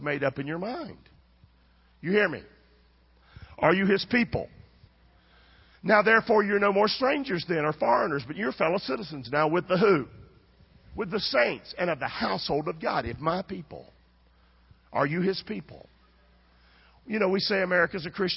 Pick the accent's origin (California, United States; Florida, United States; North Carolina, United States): North Carolina, United States; Rockingham; I'm from Rockingham, North Carolina